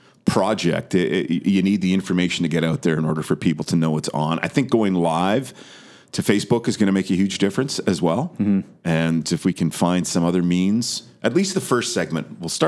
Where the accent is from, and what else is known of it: Vancouver, British Columbia, Canada; born or raised there; moved away